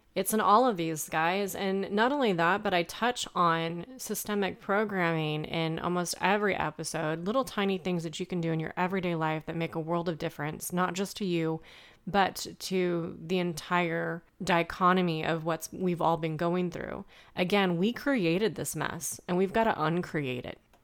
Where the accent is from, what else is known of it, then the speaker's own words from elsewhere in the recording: Midwest, United States; growing up in the Midwest